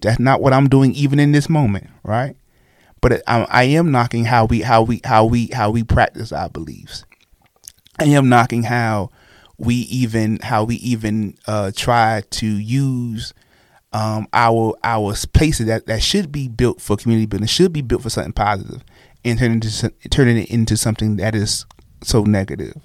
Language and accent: English; Brooklyn, New York, United States; now in Oklahoma City, United States; I'm from Brooklyn